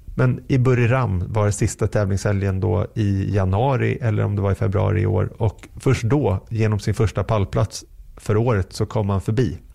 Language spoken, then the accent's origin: Swedish; Sweden; som svensk